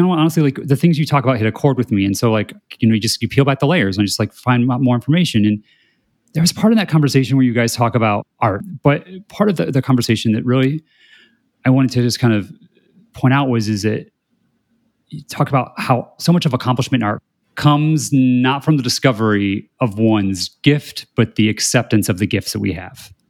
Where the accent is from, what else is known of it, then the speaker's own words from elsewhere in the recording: Indiana, United States; growing up in Indiana